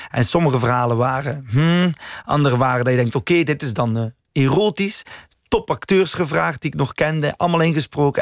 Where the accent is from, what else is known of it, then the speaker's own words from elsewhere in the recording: West Flanders, Belgium; moved away; also born or lived in Leuven; West-Vlaanderen waar ik vandaan kom